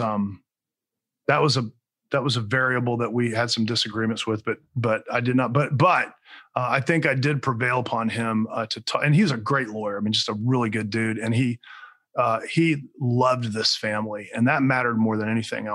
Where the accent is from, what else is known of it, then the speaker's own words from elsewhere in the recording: Alachua County, Florida, United States; now in Orlando, United States; Alachua County, I actually grew up there. That's my hometown. I live in Orlando now